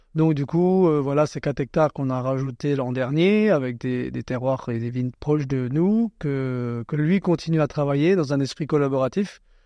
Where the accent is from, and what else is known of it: Alsace, Grand Est, France